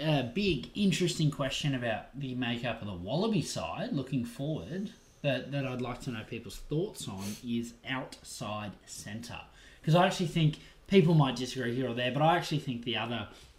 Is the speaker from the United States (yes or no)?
no; Australia; that's not sour grapes as an Aussie.